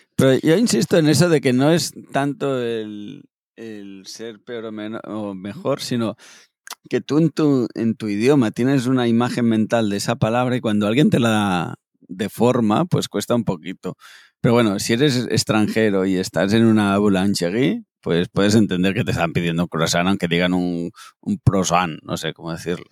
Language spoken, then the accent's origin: Spanish; Spain; soy español